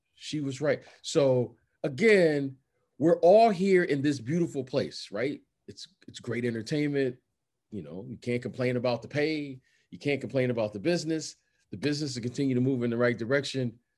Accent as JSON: {"language": "English", "town": "Detroit", "region": "Michigan", "country": "United States", "tie": "born or raised there", "also_born_or_lived": "Chicago / Iowa / New York", "moved": "yes", "said": "I grew up in Detroit"}